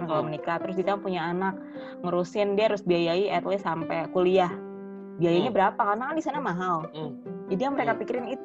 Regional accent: Java, Indonesia; gue sih orang Jawa juga

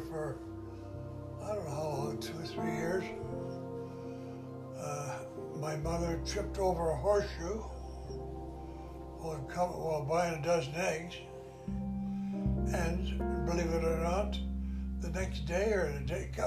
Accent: Manitoba, Canada; I grew up in many little towns in Manitoba.

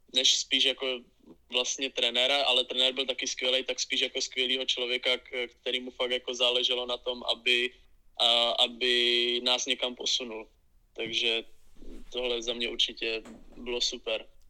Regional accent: Vyškov, South Moravian Region, Czechia; Já jsem začínal vlastně v klubu z mého rodného města H plus L Vyškov

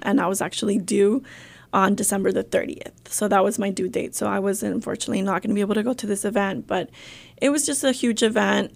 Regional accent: Tenzompa, Jalisco, Mexico; also born or lived in California; now in Arkansas, United States; we're all originally from Jalisco, from a little small, small town, Tenzompa, Jalisco

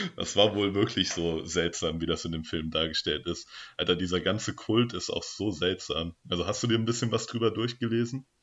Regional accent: Germany; also born or lived in Darmstadt; now in Marburg, Germany; als Deutscher

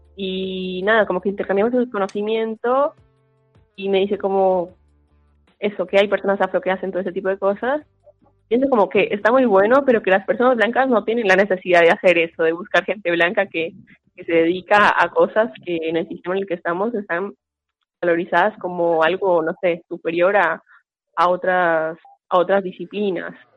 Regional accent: Colombia; now in Argentina; tengo proceso como migrante colombiana

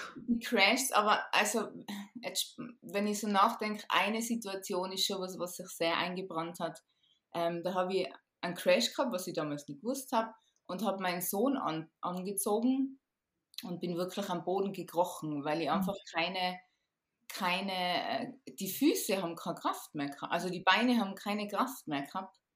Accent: Tyrol, Austria; ich bin aus Tirol

